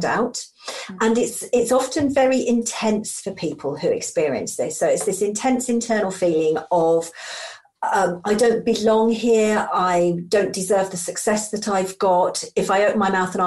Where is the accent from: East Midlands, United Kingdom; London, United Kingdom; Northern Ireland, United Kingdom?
East Midlands, United Kingdom; Lincolnshire; also born or lived in Skegness / Friskney; I'm a true yellow belly and was brought up in Lincolnshire on the Friskney flats.